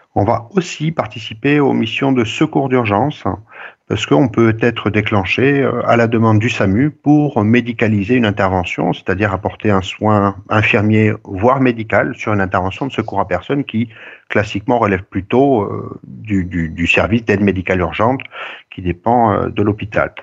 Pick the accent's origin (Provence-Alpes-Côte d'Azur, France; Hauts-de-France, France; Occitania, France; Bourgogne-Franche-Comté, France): Occitania, France; Montauban; also born or lived in Toulouse / Bordeaux / Villeneuve-sur-Lot; je suis originaire de Montauban